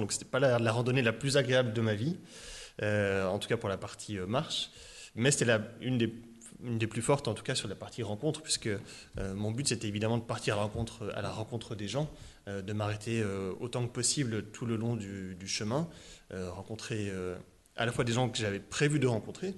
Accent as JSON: {"language": "French", "town": "Étang-sur-Arroux", "region": "Bourgogne-Franche-Comté", "country": "France", "tie": "born or raised there", "also_born_or_lived": "Le Creusot / Dijon / Auxerre", "said": "J'ai grandi, voilà. Donc je, je viens d'Étang-sur-Arroux, donc il y a un petit village de, Saône-et-Loire"}